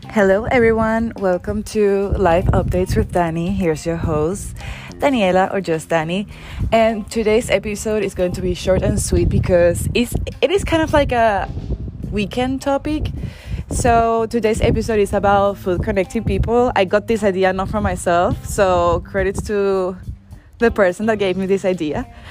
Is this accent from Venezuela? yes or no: yes; Venezuela; I come from Venezuela, and arepas are like really a typical dish that we eat basically every day